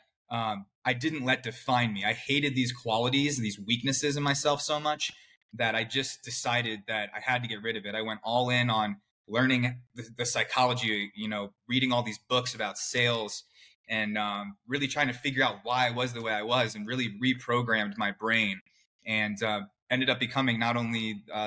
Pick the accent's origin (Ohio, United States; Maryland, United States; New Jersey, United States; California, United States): Maryland, United States; Clarksville; I grew up right outside Washington, D.C., in a suburb in Maryland. It's called Clarksville.